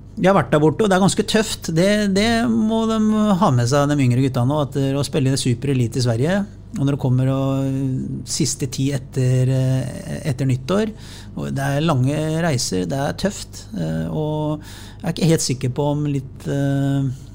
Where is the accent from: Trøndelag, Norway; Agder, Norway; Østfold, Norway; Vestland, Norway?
Østfold, Norway; Sarpsborg; jeg som sarping